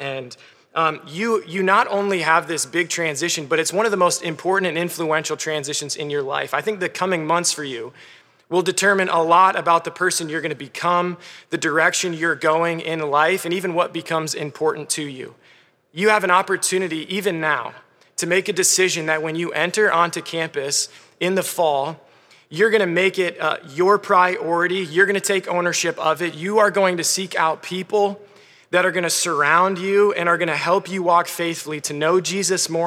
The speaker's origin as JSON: {"language": "English", "town": "Clarks Summit", "region": "Pennsylvania", "country": "United States", "said": "I'm from Clark Summit, Pennsylvania, where I think there are zero sheep."}